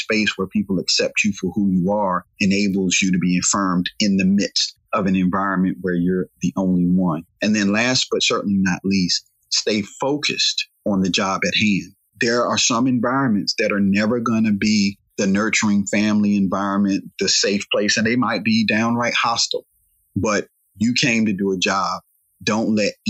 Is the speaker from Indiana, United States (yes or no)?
no; Raleigh, North Carolina, United States; our area of Raleigh, North Carolina, I'm from Southeast Raleigh